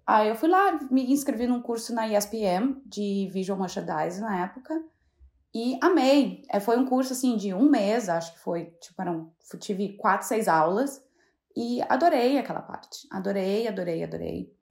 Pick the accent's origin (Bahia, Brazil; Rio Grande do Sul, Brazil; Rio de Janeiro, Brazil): Rio Grande do Sul, Brazil; Santa Maria; moved away as an adult; also born or lived in Jaguari / Porto Alegre; now in London, United Kingdom; Na verdade, eu nasci em Jaguari, que é uma cidade muito do interior do Rio Grande do Sul. Uh, mas eu morei minha vida na minha adolescência e minha infância toda em Santa Maria